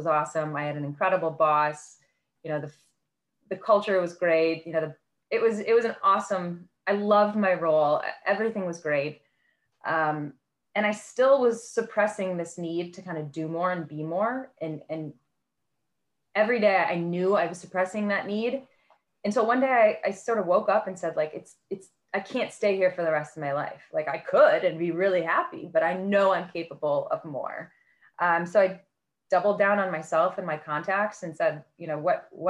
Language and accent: English; Midwest, United States; moved away as an adult; also born or lived in Indiana / Illinois / Miami; Growing up in the Midwest